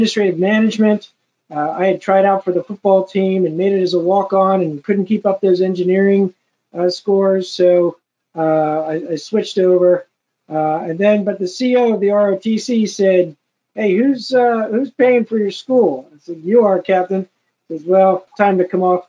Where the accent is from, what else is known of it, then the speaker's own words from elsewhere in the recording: Medford, New Jersey, United States; also born or lived in Absecon, New Jersey; now in South Jersey, a small town called Absecon, which borders Atlantic City. And is when the casinos were coming in, and my father said, yeah, we're going to go to a different place. We moved to Medford, New Jersey